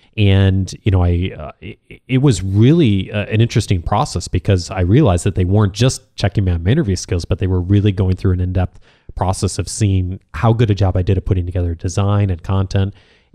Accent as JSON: {"language": "English", "town": "Chicago", "region": "Illinois", "country": "United States", "said": "No, but I am."}